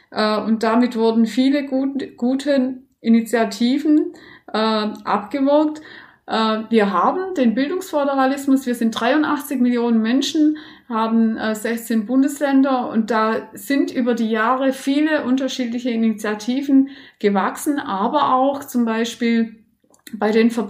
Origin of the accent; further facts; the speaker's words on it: Baden-Württemberg, Germany; ich komme aus Baden-Württemberg und war da selber sehr lange sowohl als Netzwerkerin äh, tätig als auch in der Fortbildung